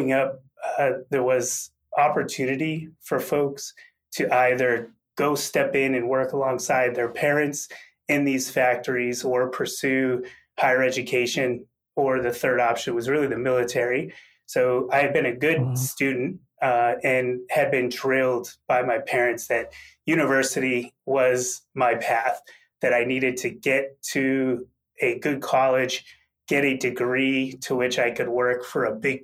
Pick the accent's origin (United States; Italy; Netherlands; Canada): United States; Massachusetts; I grew up in a very blue-collar manufacturing town in Massachusetts